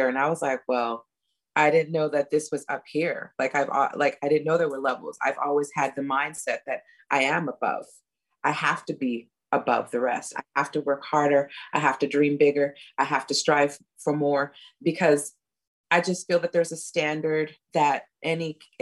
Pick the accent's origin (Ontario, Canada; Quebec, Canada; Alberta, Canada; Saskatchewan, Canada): Quebec, Canada; Montreal; moved away as an adult; I'm not knocking my hometown